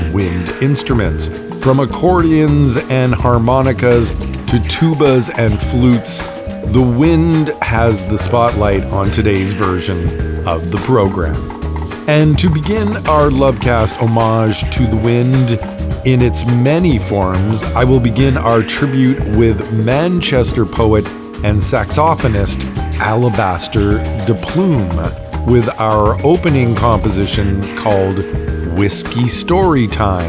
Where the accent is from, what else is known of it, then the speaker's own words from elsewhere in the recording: Canada; being Canadian